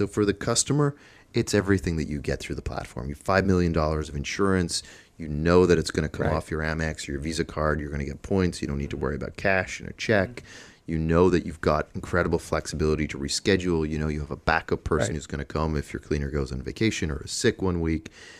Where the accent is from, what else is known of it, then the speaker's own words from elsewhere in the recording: Dublin, Leinster, Ireland; So my original background, I'm from Dublin, from Ireland.